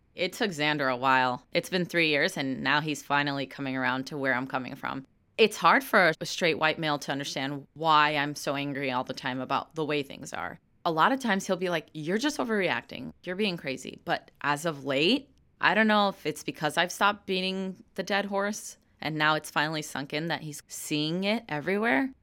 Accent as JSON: {"language": "English", "town": "Chicago", "region": "Illinois", "country": "United States", "tie": "born or raised there", "first_language": "English", "said": "I do respect where I come from because I was born and raised in Chicago."}